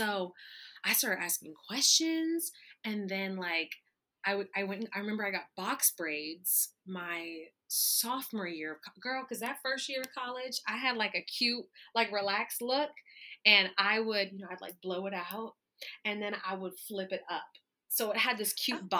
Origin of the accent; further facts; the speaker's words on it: East Texas, United States; I'm from the South. I'm from, you know, East Texas